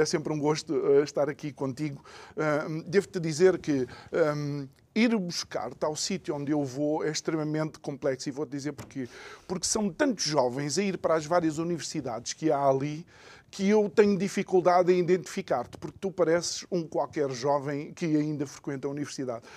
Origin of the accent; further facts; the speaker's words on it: Angola; eu sou angolano, filho de angolano